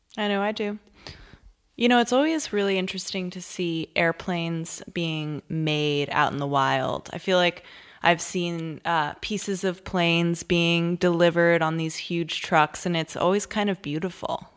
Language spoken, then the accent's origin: English; Massachusetts, United States; I am from Massachusetts